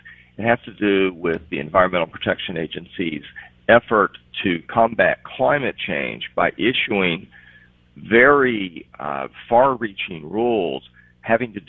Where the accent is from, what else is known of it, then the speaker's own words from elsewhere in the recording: West Virginia, United States; West Virginia, my home state